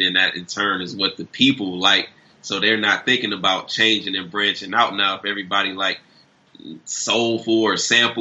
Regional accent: Detroit, Michigan, United States; also born or lived in Ypsilanti, Michigan; I'm originally from Detroit, and then I moved to Ypsilanti, which is like 30, 40 minutes outside of Detroit, but I was always back and forth in Detroit

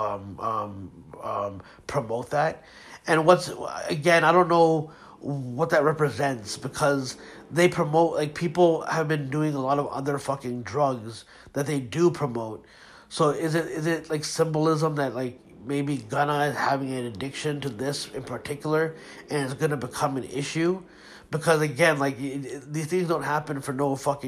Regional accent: Pakistan; I'm Pakistani

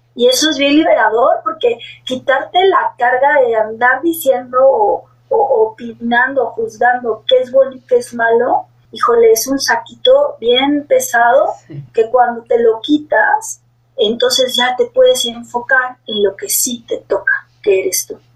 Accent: Mexico; en mi país que yo vivo, que es México

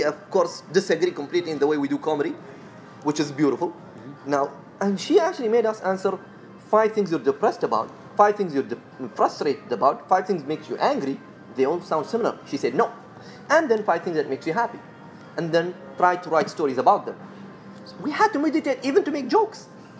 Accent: Sharjah, United Arab Emirates; accent: Emirati; I'm from Sharjah, man.

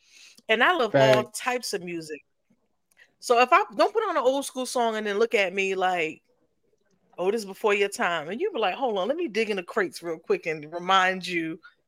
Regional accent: New York, United States; you know, I'm from New York.

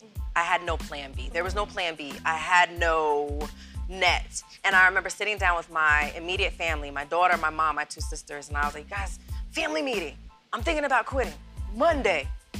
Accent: New Jersey, United States; also born or lived in Germany / Virginia Beach, United States; now in North Carolina, United States; I'm a Jersey girl and an Army brat. Mm-hmm. So I grew up in Germany and Jersey and Virginia Beach.

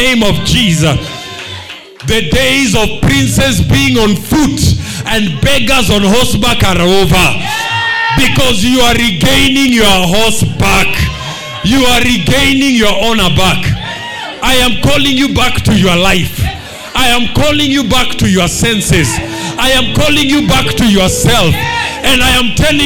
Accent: Kenya; being a Kenyan, of being a black man, of being a Luo man, of being an African man.

